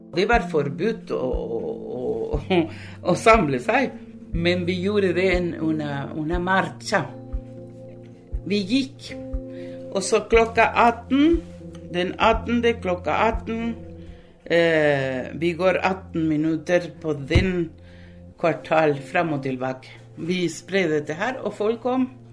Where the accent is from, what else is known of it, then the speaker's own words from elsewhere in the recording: Uruguay; Norwegian is a second language; moved away as an adult; now in Langesund, Norway; ble født og, og i Uruguay